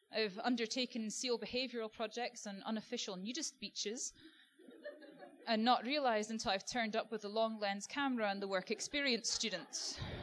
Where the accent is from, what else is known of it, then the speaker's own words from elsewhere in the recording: Scotland, United Kingdom; moved away as an adult; now in Australia; growing up in Scotland on a diet of Attenborough